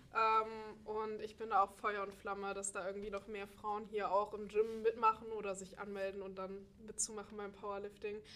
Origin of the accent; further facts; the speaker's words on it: Dresden, Saxony, Germany; moved away as an adult; now in Göttingen, Germany; ich komme ursprünglich aus Dresden und bin vor einem Jahr nach Göttingen gezogen für das Studium